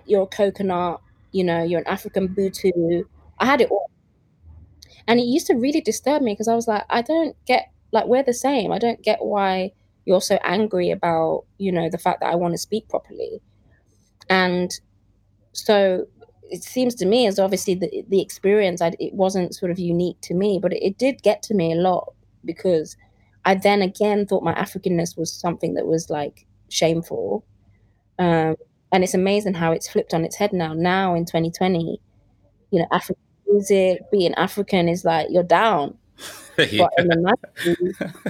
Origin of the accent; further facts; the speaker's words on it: Birmingham, West Midlands, United Kingdom; also born or lived in Lagos, Nigeria; I'm from Birmingham, and I can easily talk to the kids that I grew up in the estate and talk to them as if I'm from there, because that's where I'm from